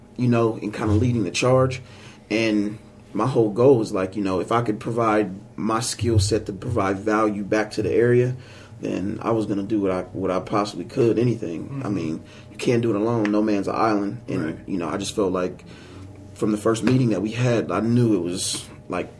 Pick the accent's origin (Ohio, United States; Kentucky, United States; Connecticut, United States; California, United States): Ohio, United States; Portsmouth; also born or lived in Columbus, Ohio; there's no way I'm moving back to Portsmouth, because I was gone for 4 years.